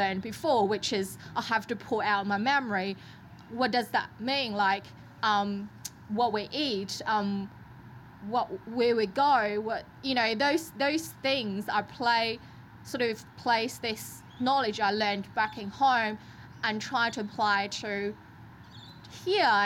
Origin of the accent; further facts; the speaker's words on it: China; now in Australia; I grew up in China